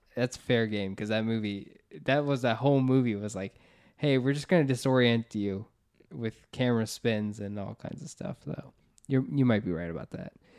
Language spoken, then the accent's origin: English; United States; We're from the Florida, Georgia area